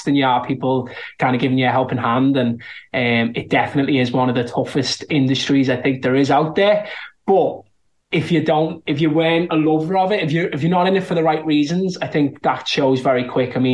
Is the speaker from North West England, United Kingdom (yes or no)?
yes; Liverpool, North West England, United Kingdom; accent: Scouse; I'm from Liverpool and I'm a Scouser